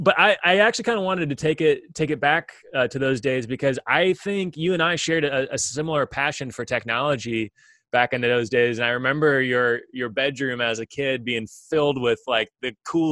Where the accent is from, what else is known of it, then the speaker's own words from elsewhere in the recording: West Lafayette, Indiana, United States; He and I actually grew up together in West Lafayette, Indiana